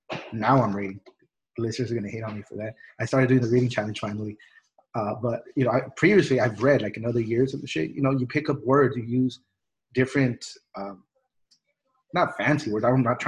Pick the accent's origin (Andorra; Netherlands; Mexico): Mexico; born there; I was born in Mexico. I'm a wetback. I'm an immigrant.